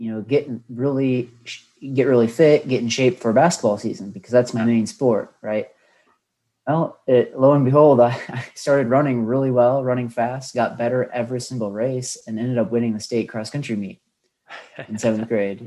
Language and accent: English; Bettendorf, Iowa, United States; The eastern side of Iowa. I went to Pleasant Valley High School, and that's in a town called Bettendorf